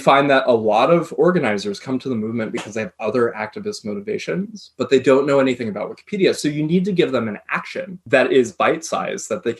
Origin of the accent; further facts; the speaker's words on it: United States; I come from the United States